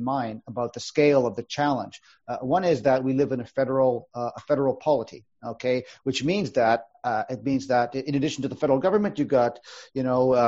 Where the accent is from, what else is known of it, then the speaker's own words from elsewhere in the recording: Yukon, Canada; I come from the Yukon Territory.